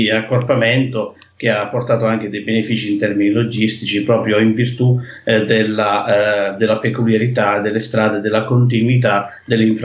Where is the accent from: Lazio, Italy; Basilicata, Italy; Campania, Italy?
Basilicata, Italy; now in Calabria, Italy; sono Lucano Lucano